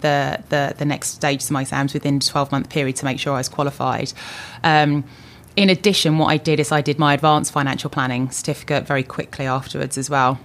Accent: Luton, East of England, United Kingdom; also born or lived in London; I was born in London. Um, I lived in London for a really short period of time and moved with my older sister, my mum, my dad, um, to Luton. I, I was brought, brought up in Luton

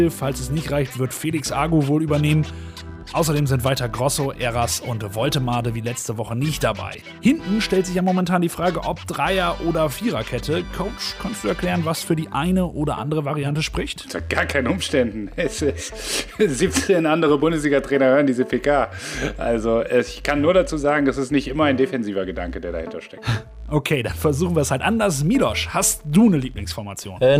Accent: Bremen, Germany; Ein echter Bremer Jung bleibt ja, eben halt ein prima Jung. Ich bin als kleiner Junge immer ins Stadion gegangen.

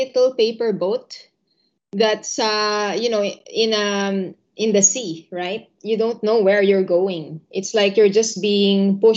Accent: Philippines; moved away as an adult; also born or lived in Indonesia; I grew up in the Philippines.

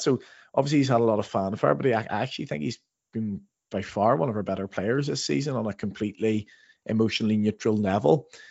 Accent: Northern Ireland, United Kingdom; moved away; growing up in Northern Ireland

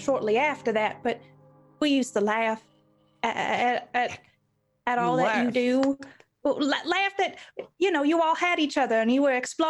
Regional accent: Kentucky, United States; I grew up here in Kentucky

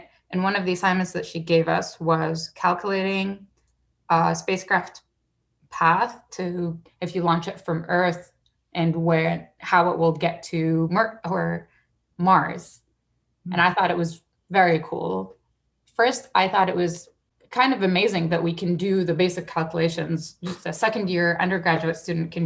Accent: Saudi Arabia; moved away; when I was a kid, I grew up in Saudi Arabia

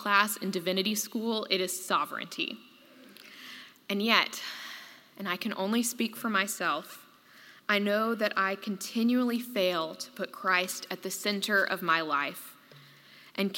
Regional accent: Tuscaloosa, Alabama, United States; in my hometown, Governor George Wallace stood in front of the doors to Foster Auditorium at the University of Alabama

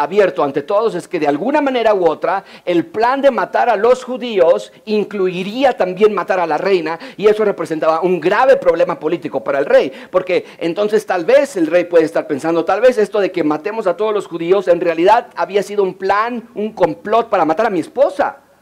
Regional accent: Mexico; como decimos en México

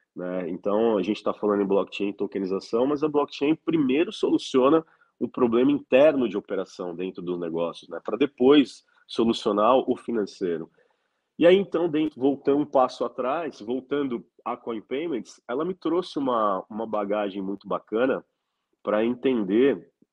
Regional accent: Brazil; also born or lived in California, United States; eu preferi morar fora do Brasil

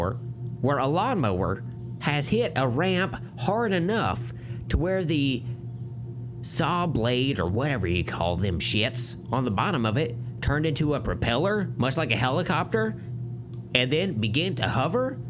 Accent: the South, United States; I'm from the South

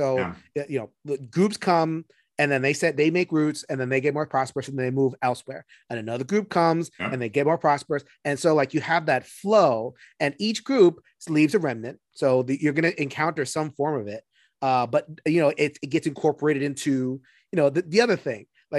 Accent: New York City, New York, United States; I'm from New York City.

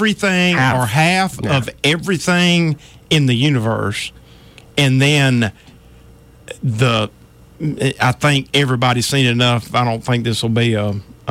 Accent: United States; I'm American.

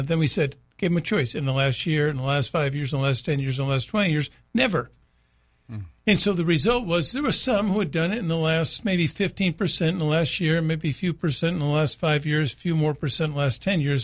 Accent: United States; it's part of us being an American man

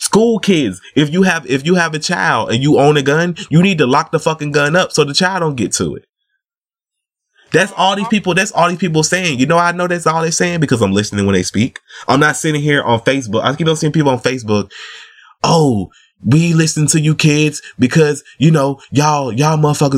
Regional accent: the South, United States; I'm from the South

